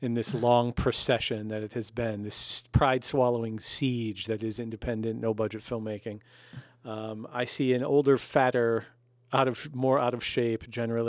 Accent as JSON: {"language": "English", "town": "Amsterdam", "region": "New York", "country": "United States", "tie": "born or raised there", "said": "I was born and raised here in Amsterdam, New York, the same place that you were."}